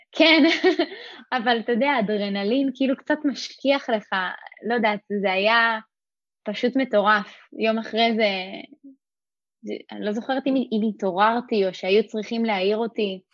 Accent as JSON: {"language": "Hebrew", "town": "Rosh HaAyin", "region": "Central District", "country": "Israel", "tie": "born or raised there", "said": "אני גדלתי בראש העין"}